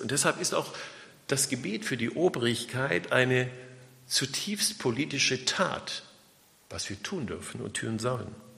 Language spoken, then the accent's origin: German; Germany; wir gerade als, als Deutsche